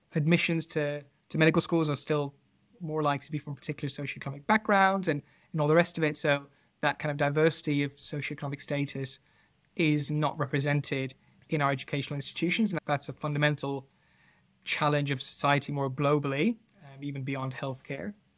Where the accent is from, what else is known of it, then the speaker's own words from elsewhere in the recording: Netherlands; now in United Kingdom; I'm not originally from the U K, I'm, I'm from the Netherlands